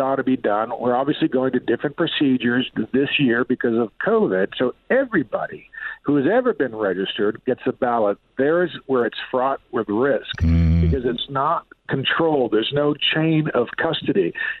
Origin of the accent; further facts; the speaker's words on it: San Diego, California, United States; also born or lived in China; I am from San Diego. I'm a lifelong San Diegan.